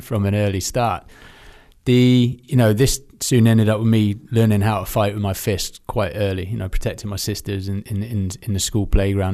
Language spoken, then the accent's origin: English; Aldershot, South East England, United Kingdom; growing up in Aldershot in these military schools